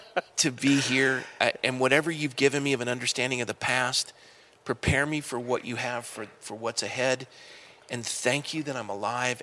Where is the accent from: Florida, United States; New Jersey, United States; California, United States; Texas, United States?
California, United States; Coronado; When I was a kid growing up in Coronado, naval officer, my dad